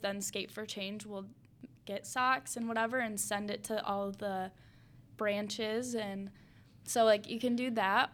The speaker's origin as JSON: {"language": "English", "town": "Spring Lake", "region": "Michigan", "country": "United States", "tie": "born or raised there", "said": "growing up in Spring Lake"}